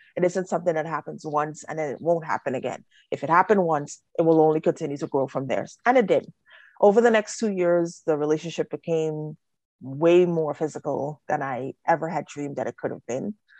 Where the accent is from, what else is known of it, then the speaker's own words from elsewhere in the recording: Trinidad & Tobago; I'm a child witness of, of domestic violence growing up in Trinidad